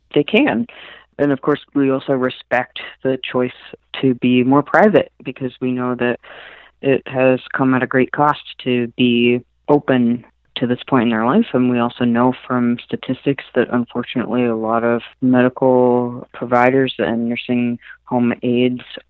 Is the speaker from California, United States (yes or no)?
yes; San Francisco Bay Area, California, United States; moved away as an adult; also born or lived in Midwest / Cambridge, Massachusetts; now in Boston, United States; I'm originally from the San Francisco Bay Area, so a really liberal, inclusive, great place to grow up